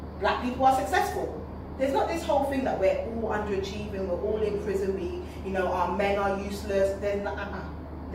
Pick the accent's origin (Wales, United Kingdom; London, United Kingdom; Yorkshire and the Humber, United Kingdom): London, United Kingdom; moved away as an adult; now in Nigeria; being in the UK, been in there all my life, as I said. But you know how it is when you're from London